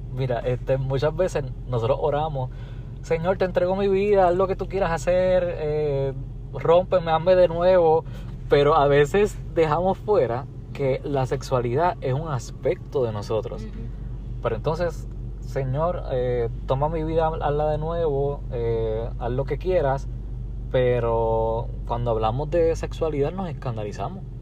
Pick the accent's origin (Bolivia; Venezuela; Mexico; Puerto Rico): Puerto Rico; soy de Puerto Rico.